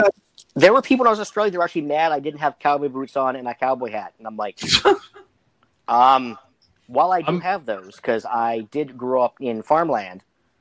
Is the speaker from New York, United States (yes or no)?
no; Western Pennsylvania, United States; I'm not from there. I'm from the actual Western Pennsylvania.